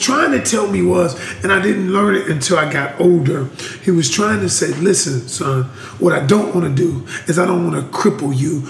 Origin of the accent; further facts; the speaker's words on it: Georgia, United States; now in North Carolina, United States; I ain't even from here. Yeah, I know. I'm from the Peach State.